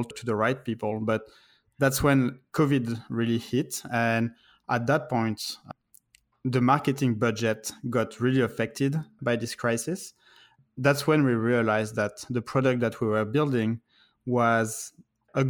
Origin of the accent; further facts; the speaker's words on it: France; moved away as an adult; also born or lived in Paris; now in United States; I'm originally from France. I actually moved in the US in 2011.